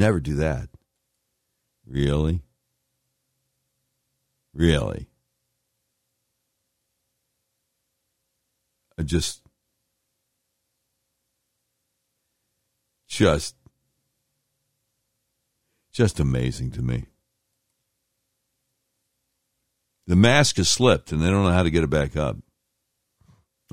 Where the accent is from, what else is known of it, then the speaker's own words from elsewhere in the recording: Virginia, United States; I was born in Virginia